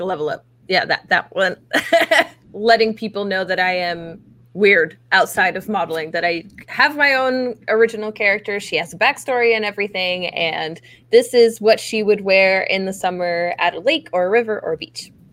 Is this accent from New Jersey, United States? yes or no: yes; Atlantic City area, New Jersey, United States; now in Austin, United States; I was born in Atlantic City, so I'm from South Jersey, where they say "wooder" instead of "water,"